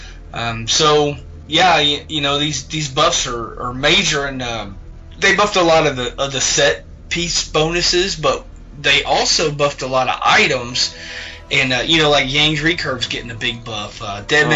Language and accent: English; the South, United States; I'm from the South